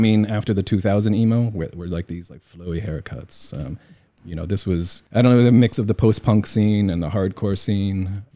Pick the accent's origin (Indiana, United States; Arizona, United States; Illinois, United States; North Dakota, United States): Indiana, United States; moved away as an adult; also born or lived in New York; now in Taiwan; I grew up in Indiana.